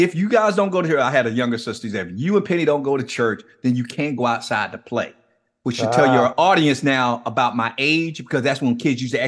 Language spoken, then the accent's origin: English; Miami, Florida, United States; And for those who are not familiar with the city where I grew up in Liberty City, if they've never even been to Miami, they've probably heard of it because we're somewhat notorious.